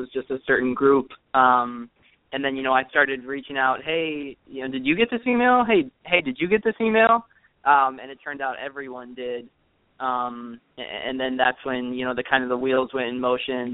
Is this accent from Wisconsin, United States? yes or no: yes; Wisconsin, United States; I grew up in Wisconsin